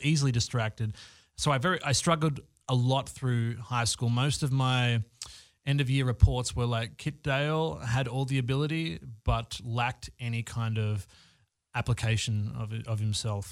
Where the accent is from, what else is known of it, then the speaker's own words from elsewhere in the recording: Australia; now in Los Angeles, United States; I'm living in Los Angeles. I'm originally from Australia.